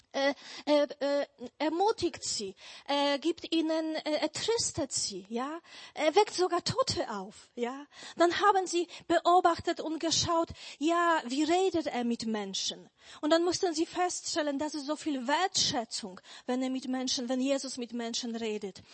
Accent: Poland; German is a second language; now in Germany; Also ich bin eigentlich ursprünglich oder geboren bin ich in Polen, aber seit 20 Jahren lebe ich schon hier in Deutschland

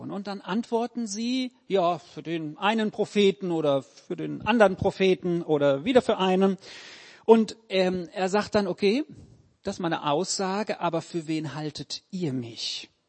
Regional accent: Auerbach, Hesse, Germany; also born or lived in Bensheim / Heppenheim; meine Eltern äh, haben uns mit nach Auerbach genommen, dann bin ich nach Bensheim gezogen, dann sind wir nach Heppenheim weiter.

